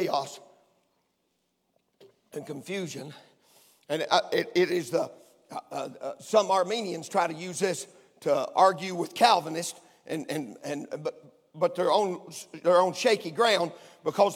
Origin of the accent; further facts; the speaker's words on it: Crossville, Tennessee, United States; I was born in Crossville, Tennessee, where the grace of God was talked about and the word of God preached